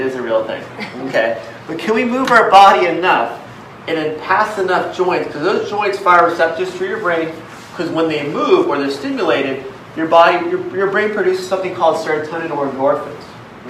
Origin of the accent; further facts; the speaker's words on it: Philippines; I'm Filipino, but I'm doing martial arts.